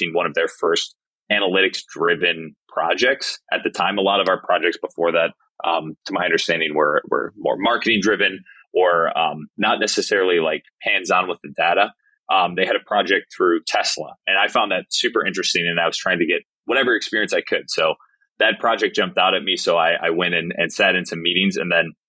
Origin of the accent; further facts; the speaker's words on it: Illinois, United States; moved away as an adult; also born or lived in San Diego; I grew up actually in Illinois